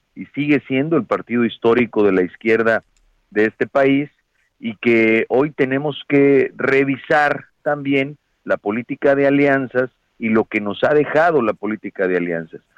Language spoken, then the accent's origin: Spanish; Guerrero, Mexico; yo soy de Guerrero, soy consejero de Guerrero, fui candidato a gobernador por el PRD en Guerrero